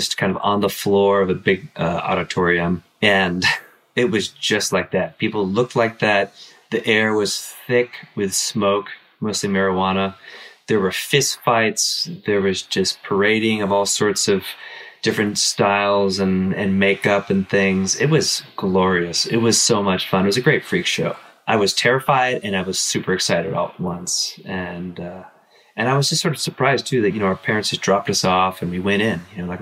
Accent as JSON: {"language": "English", "region": "Southern California", "country": "United States", "tie": "born or raised there", "also_born_or_lived": "Canada", "said": "I was born in Canada, but right after I was born, basically, we moved to Southern California"}